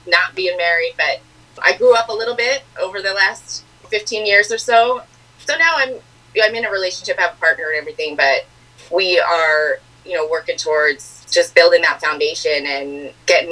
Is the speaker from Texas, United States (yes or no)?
no; Lansing, Michigan, United States; I am originally from, I guess you could say, Lansing, Michigan